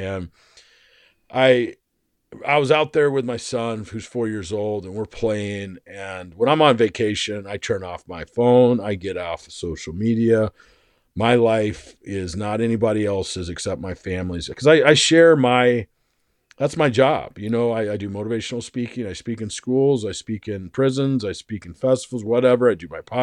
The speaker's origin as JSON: {"language": "English", "region": "Arizona", "country": "United States", "tie": "born or raised there", "said": "I grew up in Arizona for most of my life."}